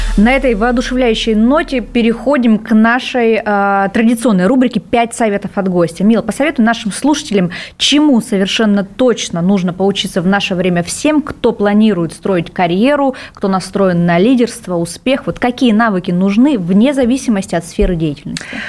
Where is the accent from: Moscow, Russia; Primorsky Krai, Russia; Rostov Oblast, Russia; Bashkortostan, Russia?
Primorsky Krai, Russia; Vladivostok; я, например, родилась во Владивостоке, меня этот город научил принимать быстро решения